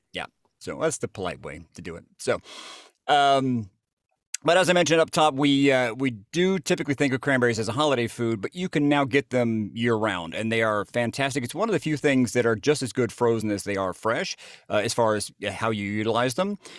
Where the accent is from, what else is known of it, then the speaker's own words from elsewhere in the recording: Jasper, Georgia, United States; I'm from Jasper, Georgia